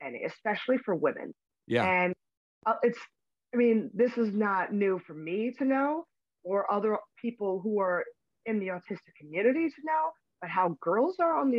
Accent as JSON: {"language": "English", "town": "Philadelphia", "region": "Pennsylvania", "country": "United States", "tie": "born or raised there", "said": "I was in Philadelphia"}